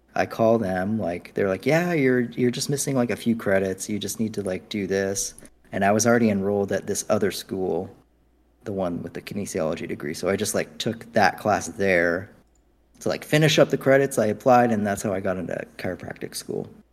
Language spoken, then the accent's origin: English; United States; I'm so American